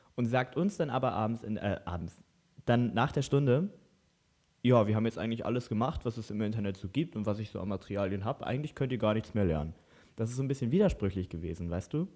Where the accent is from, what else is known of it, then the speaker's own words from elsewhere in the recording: Lower Saxony, Germany; wir kommen aus Niedersachsen